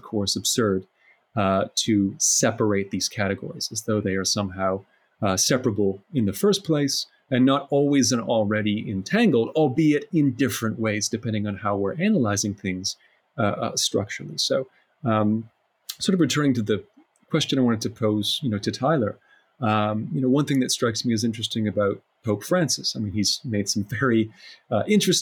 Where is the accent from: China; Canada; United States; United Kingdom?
Canada; my home country of Canada